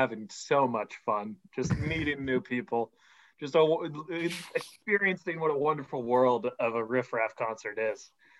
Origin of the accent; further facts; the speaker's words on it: Georgetown, Massachusetts, United States; growing up in Georgetown